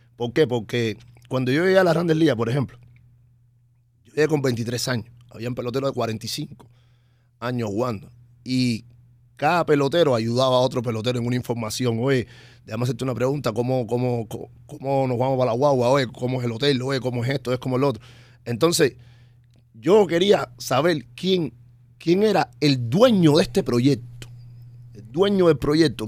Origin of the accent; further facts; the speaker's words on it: Cuba; now in United States; yo desde que me fui de Cuba en el año 2004